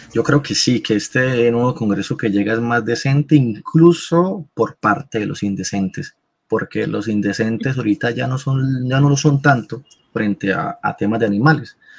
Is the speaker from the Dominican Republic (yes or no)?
no; Colombia; Nosotros, como colombianos